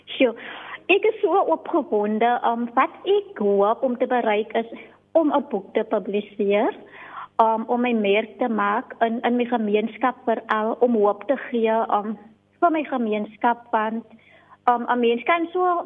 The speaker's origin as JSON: {"language": "Afrikaans", "town": "Riverlands", "region": "Western Cape", "country": "South Africa", "tie": "born or raised there", "said": "Ek is gebore in Rawelens en ek het daar ook groot geword"}